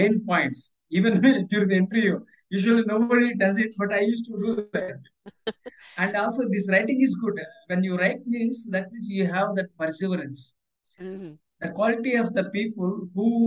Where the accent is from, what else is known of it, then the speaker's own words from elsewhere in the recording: India; accent: Indian; English is a second language; I am from Indian origin, and I speak in my native, not English language.